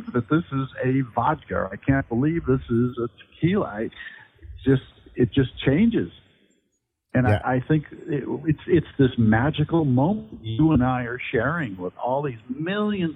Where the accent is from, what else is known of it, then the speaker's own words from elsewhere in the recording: Midwest, United States; also born or lived in Sonoma County, California; now in New York, United States; Growing up in the Midwest